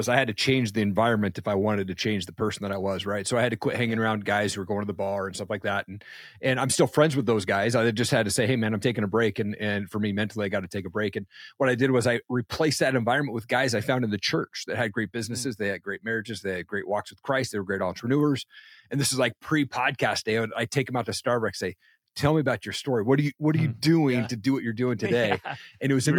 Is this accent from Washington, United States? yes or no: yes; Washington, United States; where I grew up in Eastern Washington State, I thought it was a typical household.